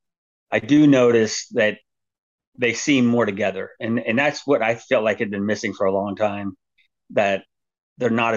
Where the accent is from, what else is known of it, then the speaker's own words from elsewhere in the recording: San Diego, California, United States; I'm from San Diego, grew up a Padre Charger fan